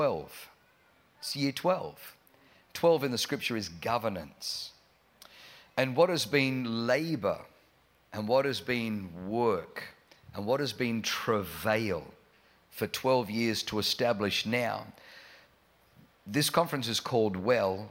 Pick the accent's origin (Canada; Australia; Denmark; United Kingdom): Australia; accent: Australian; moved away as an adult; also born or lived in Germany; now in San Diego, United States; I was born in Germany, but I grew up in Australia.